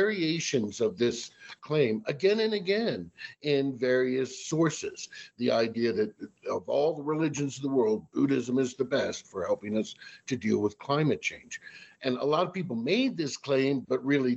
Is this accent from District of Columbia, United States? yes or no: yes; Washington, District of Columbia, United States; I'm originally from the Washington, D.C. area.